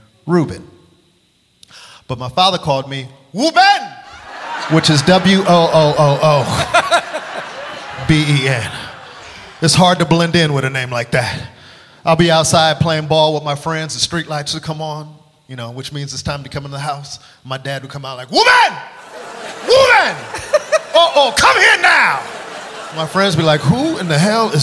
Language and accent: English; Los Angeles, California, United States; It was tough growing up on the West Coast